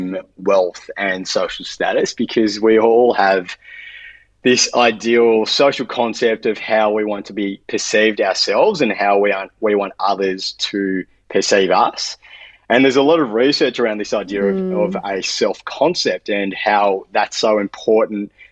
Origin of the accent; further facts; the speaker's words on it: Melbourne, Victoria, Australia; we're both from Melbourne